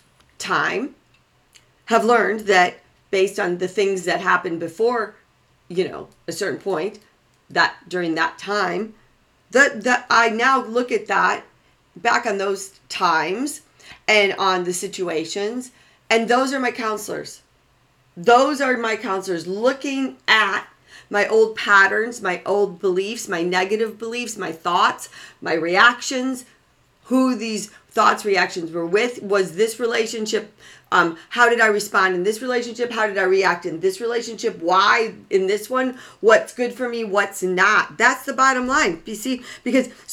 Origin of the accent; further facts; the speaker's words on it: Waukegan, Illinois, United States; I was born and raised in 20, probably 5 miles outside of Chicago